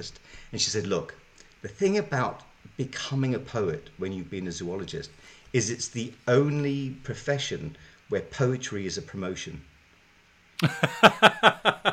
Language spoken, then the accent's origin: English; Zimbabwe; growing up in Zimbabwe, I'm a white African Jew. So growing up in Zimbabwe, where I grew up